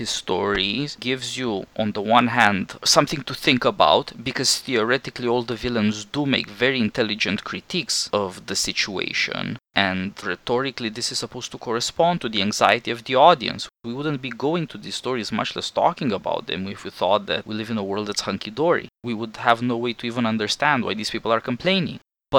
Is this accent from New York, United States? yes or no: no; Kansas, United States; I grew up in Kansas, I'm as American as all